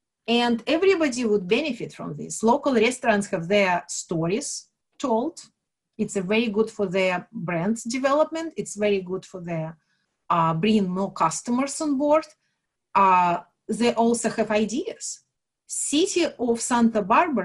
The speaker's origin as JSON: {"language": "English", "country": "Belarus", "moved": "yes", "said": "I'm from Belarus, where we kind of know how to deal with, you know, limits or financial limits and government regulations and everything else"}